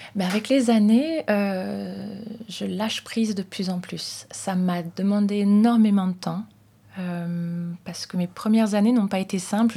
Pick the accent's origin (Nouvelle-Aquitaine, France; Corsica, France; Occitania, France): Nouvelle-Aquitaine, France; Saintes; à Sainte, dans ma ville natale.